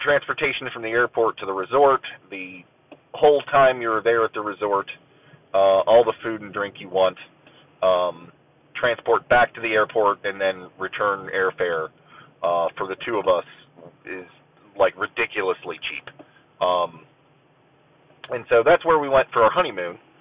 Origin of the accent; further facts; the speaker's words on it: Ohio, United States; I am an American, um, you know, born and raised in the in the USA. Uh, the bulk of it, you know, in in the Ohio-ish area